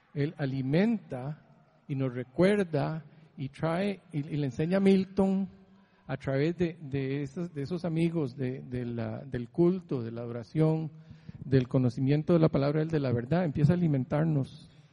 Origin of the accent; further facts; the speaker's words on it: Heredia, Costa Rica; moved away as an adult; now in San Diego, United States; crecí en Heredia, que pasó todo esto, que me jalé, huí de Costa Rica